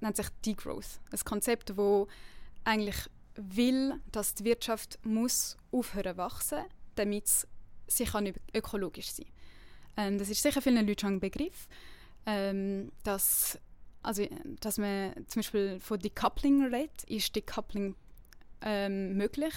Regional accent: Winterthur, Zurich, Switzerland; now in Lausanne, Switzerland; ich bin ursprünglich aus Winterthur und lebe jetzt in Lausanne

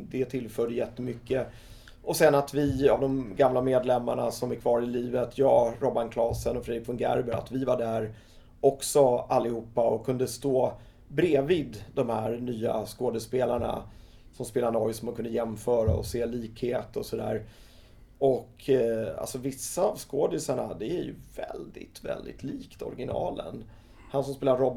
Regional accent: Skåne, Sweden; Han tyckte det var lite konstigt så här att kommer jag som skåning kunna lyckas med det här att Eh, göra någonting om noise som är så mycket Stockholm.

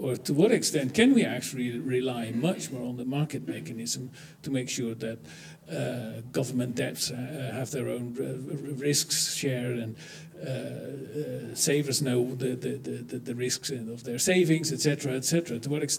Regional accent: Netherlands; I'm from the Netherlands

